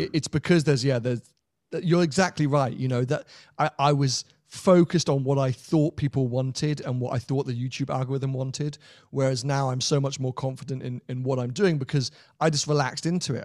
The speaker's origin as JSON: {"language": "English", "country": "United Kingdom", "said": "as a European, as a Brit"}